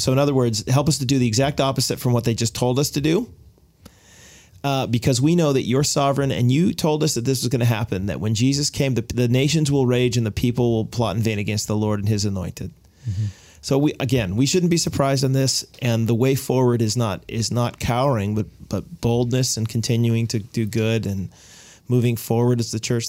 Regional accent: United States; I'm an American. My mother was Canadian

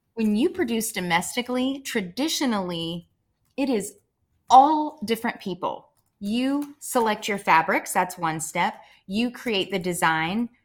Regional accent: Murray, Kentucky, United States; I grew up in Murray, Kentucky

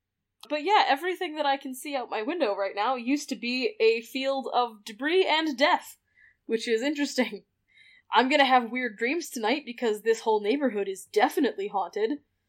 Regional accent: Western Canada, Canada; also born or lived in Halifax; I didn't grow up in Halifax. I grew up in Western Canada, which is where I met Jessica.

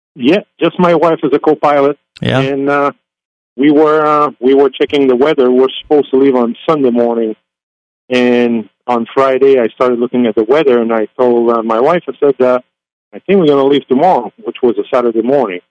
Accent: Canada; moved away; the GA airport I was landing at is about ten miles from my hometown

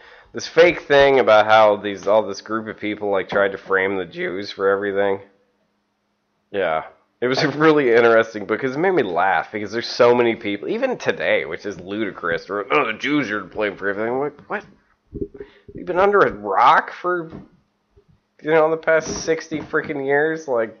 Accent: Prague, Czechia; Like, no, I'm from Prague.

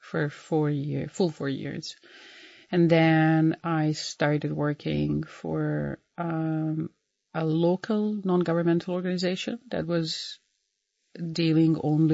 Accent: Banja Luka, Republika Srpska, Bosnia & Herzegovina; moved away as an adult; also born or lived in Belgrade, Serbia; I was online between Belgrade and Banja Luka because he was stationed there in my hometown.

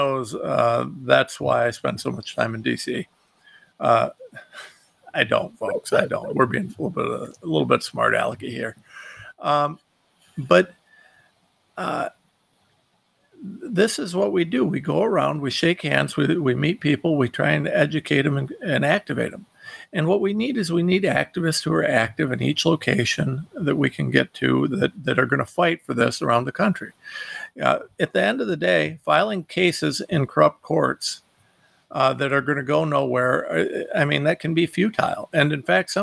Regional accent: Ohio, United States; I'm nobody from Ohio

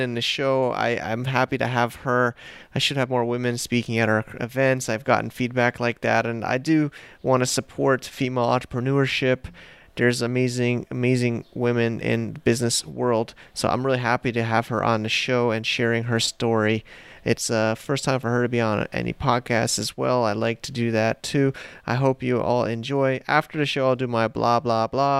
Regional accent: United States; accent: American; my American accent

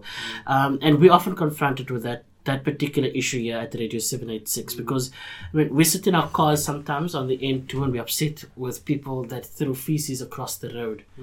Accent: Cape Town, Western Cape, South Africa; I grew up in Bourne-Tiville, on the Cape Flats

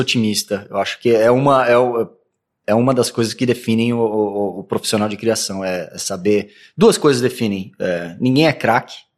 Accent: Santos, São Paulo, Brazil; moved away as an adult; now in São Paulo, Brazil; Fui para Santos com 5, 5, 6 anos de idade. E daí eu vivi minha, minha infância em Santos. Praticamente sou de Santos.

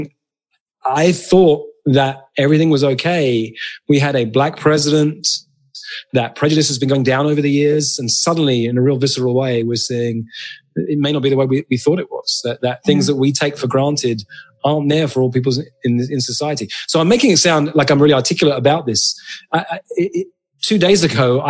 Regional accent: England, United Kingdom; moved away as an adult; now in United States; So I'm British. I'm white. I'm Jewish. Grew up in England. I'm a citizen of the United States these days. I've been here about 14 years.

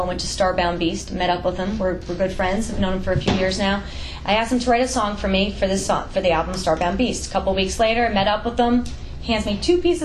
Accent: New York, United States; I'm from New York.

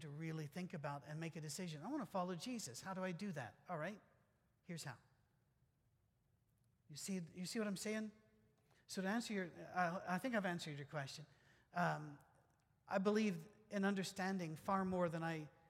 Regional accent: Scotland, United Kingdom; I'm Scottish

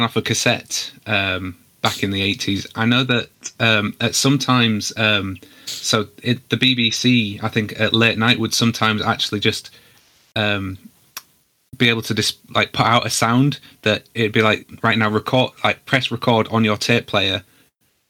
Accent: United Kingdom; I'm British

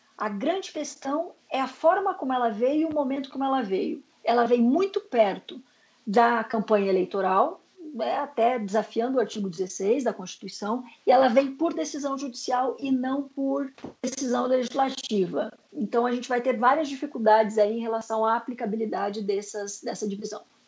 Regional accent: Curitiba, Paraná, Brazil; eu sou de, da República de Curitiba

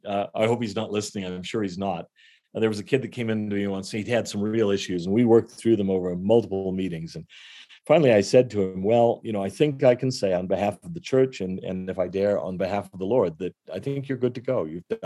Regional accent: California, United States; One thing I love about growing up in California, where there weren't that many of us, but I had a lot of friends who went to other churches

